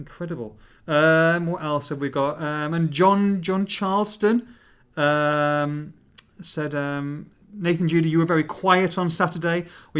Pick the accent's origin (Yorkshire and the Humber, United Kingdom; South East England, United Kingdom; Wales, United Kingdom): Yorkshire and the Humber, United Kingdom; Hull; but I was born in Hull, but my family is from Middlesbrough.